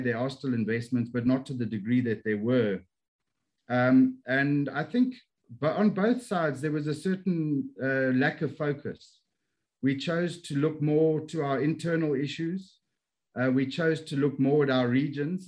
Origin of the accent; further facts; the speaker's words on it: Johannesburg, Gauteng, South Africa; moved away as an adult; also born or lived in Pretoria; now in Kuala Lumpur, Malaysia; I'm from South Africa, born and bred in Johannesburg